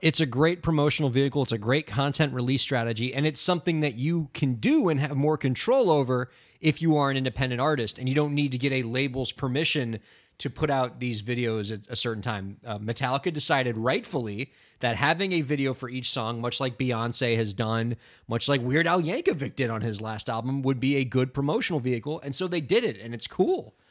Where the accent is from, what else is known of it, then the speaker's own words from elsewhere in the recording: Miami, Florida, United States; growing up in Miami